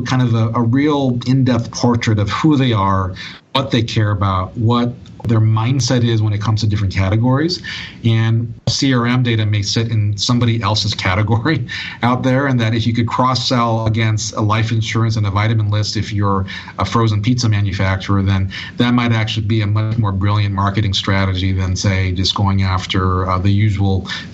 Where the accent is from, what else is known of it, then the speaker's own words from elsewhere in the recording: Hawaii, United States; I was born and raised in Hawaii